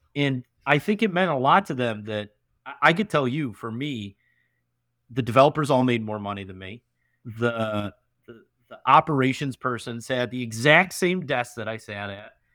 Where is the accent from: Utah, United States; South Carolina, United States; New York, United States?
New York, United States; Canandaigua; moved away as an adult; also born or lived in Rochester, New York; now in Buffalo, United States; I moved from Canandaigua to going to school at University of Rochester